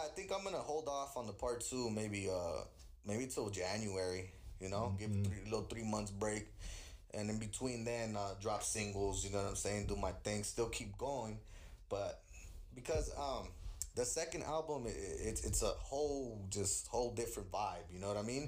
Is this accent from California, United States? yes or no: yes; California, United States; also born or lived in Queens, New York; I was born in the East Coast, raised in the West